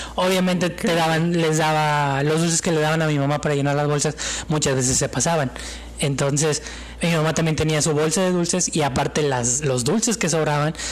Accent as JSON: {"language": "Spanish", "country": "Mexico", "said": "como buen mexicano, güey, y de una familia tradicional, católico."}